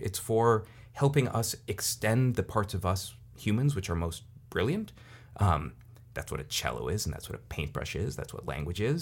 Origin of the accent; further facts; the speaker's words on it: Silicon Valley, California, United States; I'm, I'm from Silicon Valley.